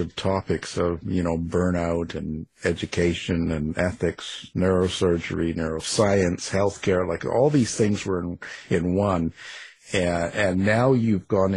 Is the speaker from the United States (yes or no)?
no; Canada; I'm Canadian